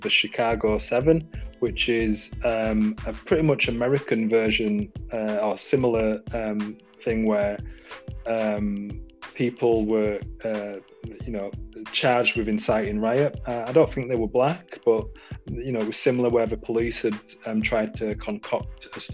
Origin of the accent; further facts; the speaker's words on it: United Kingdom; we are British citizens, and this is our home. There is no alternative place for us to exist. Born here, raised here